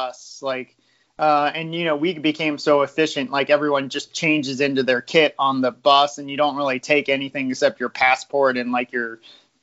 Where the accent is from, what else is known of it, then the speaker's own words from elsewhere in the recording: United States; as an American